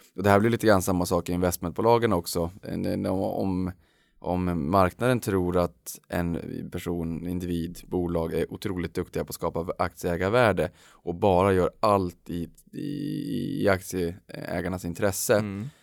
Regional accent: Norrland, Sweden; jag är norrlänning

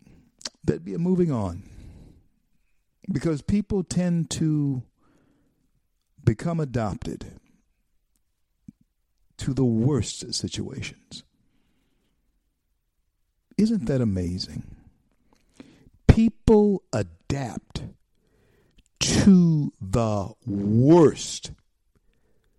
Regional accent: Louisiana, United States; Louisiana, my home state

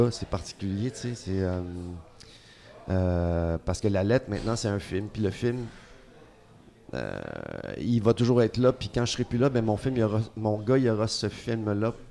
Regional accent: Montreal, Quebec, Canada

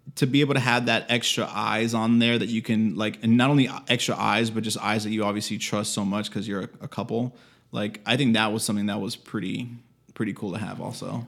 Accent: Miami, Florida, United States; we're actually both from Miami

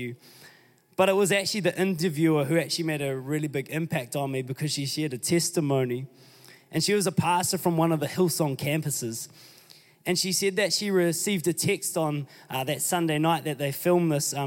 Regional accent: New Zealand; I'm still New Zealander

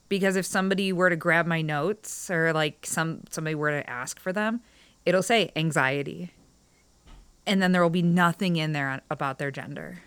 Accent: Strongsville, Ohio, United States; now in Middleburg Heights, United States; I grew up in Strongsville

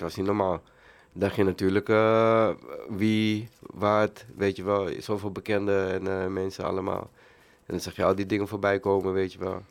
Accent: Amsterdam, North Holland, Netherlands; also born or lived in Suriname; ik ben geboren in Suriname. En eh, ja, toen ik een jaar was, eh, zijn we naar Amsterdam-Zuidoost gereisd.

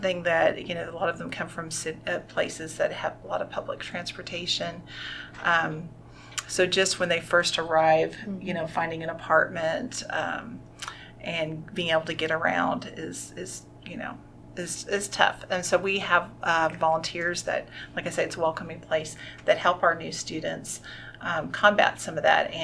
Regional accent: California, United States; now in Arkansas, United States; I'm originally from California

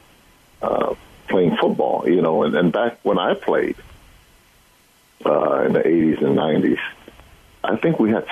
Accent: Hawaii, United States; growing up in Hawaii

